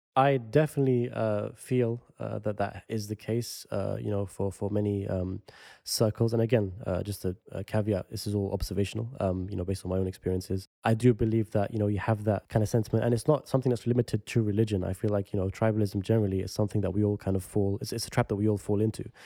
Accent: London, United Kingdom; the area that I grew up in West London, which is close to central London

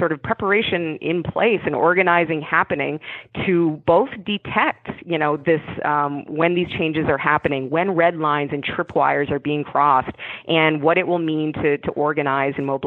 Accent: North Clarendon, Vermont, United States; moved away; I grew up in rural Vermont in North Clarendon, which is just outside of Rutland in South Central

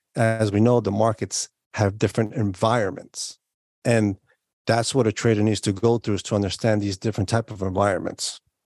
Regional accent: New York, United States; I was born and raised in New York

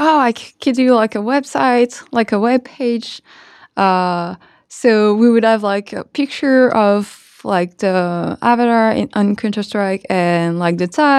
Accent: Tremblay-en-France, Île-de-France, France; I am truly from a city called Tremblay, which is 45 minutes train ride from Paris.

